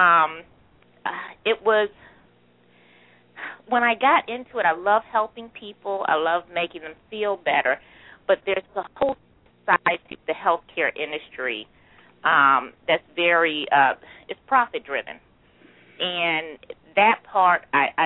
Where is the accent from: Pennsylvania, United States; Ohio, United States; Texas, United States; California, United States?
Pennsylvania, United States; Philadelphia; I grew up in West Philly, 63rd and Jefferson